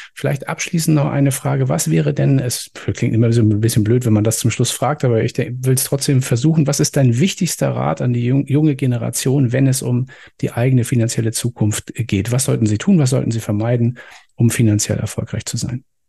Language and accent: German; Germany; bei uns in Deutschland